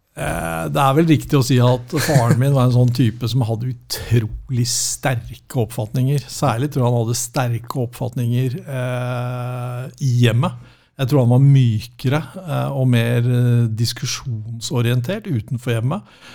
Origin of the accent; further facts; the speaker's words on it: Norway; vi, nordmenn flest er ikke som amerikanere